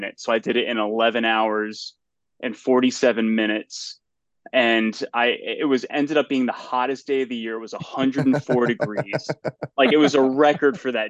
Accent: Litchfield County, Northwest Connecticut, United States; I grew up in Litchfield County, Northwest Connecticut

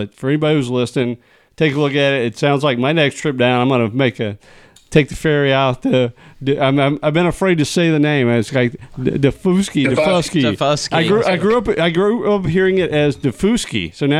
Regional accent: upstate South Carolina, United States; I grew up in South Carolina, upstate South Carolina, so I know the area well.

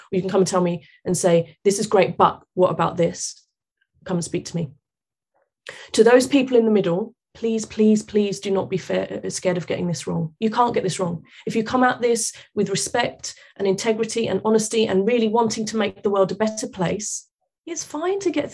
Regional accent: London, United Kingdom; I'm British. I was born here, grew up here, educated here. I'm British. I happen to have Portuguese parents, right, who emigrated here. But the amount of times of where are you from, I go, London. Where? South London. Where? Vauxhall.

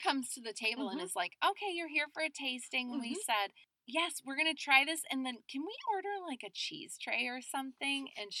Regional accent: Chicago, Illinois, United States; oh my gosh, where are you from? And we say the Chicago area

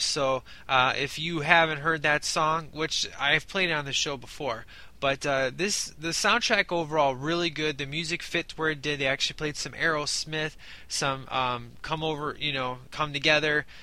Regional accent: Chicago, Illinois, United States; I'm from Chicago

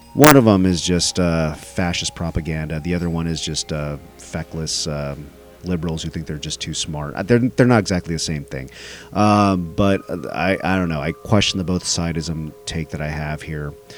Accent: Dallas, Texas, United States; it happened in my hometown

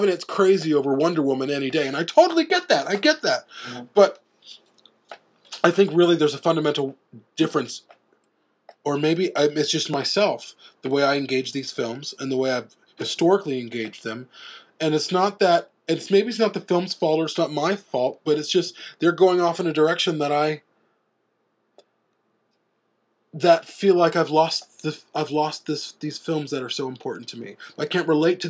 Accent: Chicago, Illinois, United States; I grew up in Chicago

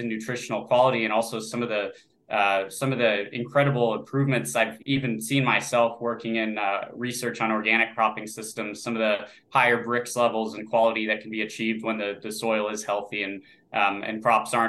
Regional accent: Florida, United States; Growing up in Florida

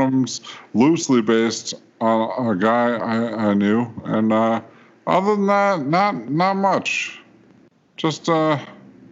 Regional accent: Louisiana, Mississippi, Deep South, United States; also born or lived in South Korea; now in Georgia, United States; I hail from Louisiana, Mississippi, and I got a lot of family down there

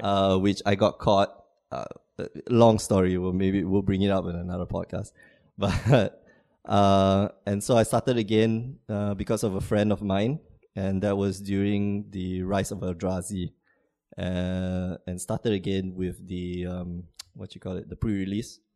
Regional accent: Singapore; moved away as an adult; now in Porto, Portugal; I'm from Singapore

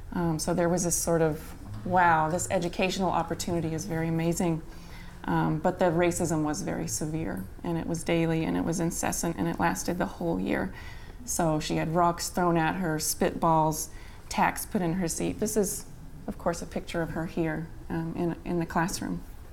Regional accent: Arkansas, United States; also born or lived in Florida / Texas / Montana / Greensboro; now in Wisconsin, United States; I've lived all over. I'm from Arkansas. I've lived in Florida. I've lived in Texas. I live in Wisconsin now. I've lived in Montana.

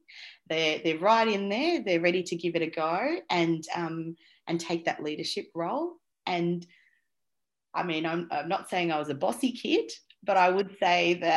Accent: Australia; also born or lived in Colombo, Sri Lanka / Saudi Arabia; So I was born in Colombo in Sri Lanka, but I was only there for 9 months actually. And then my family, which was just mum and dad at that stage, we migrated to Saudi Arabia, which was actually quite common for a lot of Sri Lankan families in those days. And so I sort of was there till I was about 6 and a half, and that's when we migrated to Australia

